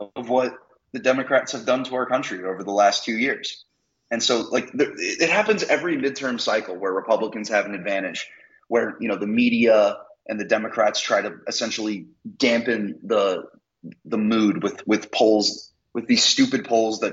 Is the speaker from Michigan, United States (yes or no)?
no; Philadelphia, Pennsylvania, United States; also born or lived in Connecticut; now in Virginia, United States; I grew up in the Philly area, very liberal, and I've lived in Connecticut. And now, well, I guess Virginia now counts as the first technically red state I've ever lived